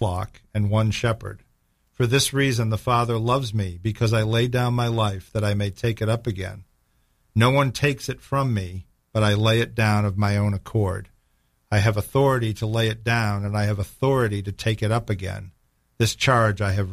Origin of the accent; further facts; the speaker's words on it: Boston, Massachusetts, United States; I'm from Boston